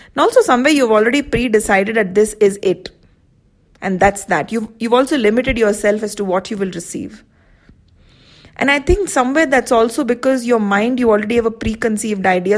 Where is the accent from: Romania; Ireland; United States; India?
India; I'm from India